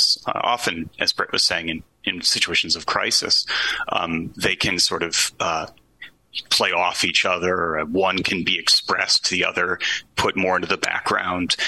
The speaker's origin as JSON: {"language": "English", "town": "Walworth", "region": "New York", "country": "United States", "tie": "born or raised there", "moved": "as an adult", "said": "I grew up in Walworth, New York, a small rural town outside of Rochester"}